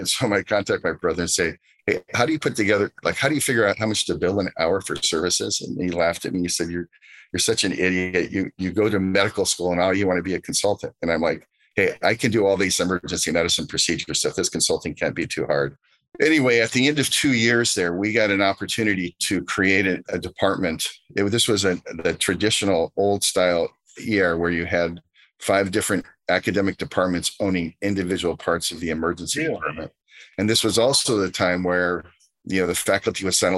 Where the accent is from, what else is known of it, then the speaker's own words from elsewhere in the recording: Southern California, United States; as a Californian, a Southern Californian